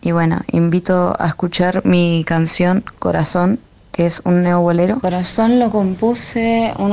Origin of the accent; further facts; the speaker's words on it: Mendoza, Argentina; yo soy de Mendoza, cumplí 27 hace poquito